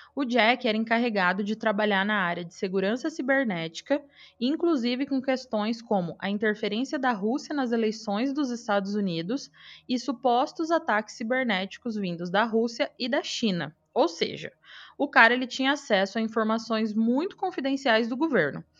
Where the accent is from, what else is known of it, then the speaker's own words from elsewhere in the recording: Araçatuba, São Paulo, Brazil; moved away; minha cidade e da minha época de atleta em Aracatuba